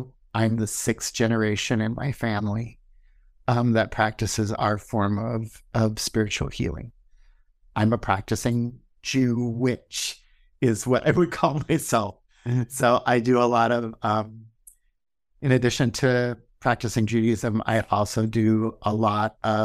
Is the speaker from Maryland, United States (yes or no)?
no; Honolulu, Hawaii, United States; moved away; also born or lived in California; I was born and raised in Honolulu, Hawaii